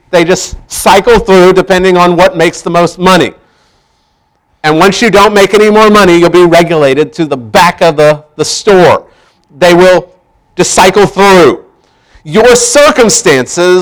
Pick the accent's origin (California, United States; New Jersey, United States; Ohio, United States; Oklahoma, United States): Oklahoma, United States; Tulsa; growing up in Tulsa